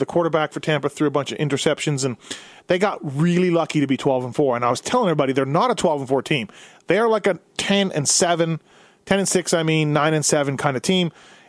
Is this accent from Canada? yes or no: yes; Canada; now in Las Vegas, United States; I'm from Canada.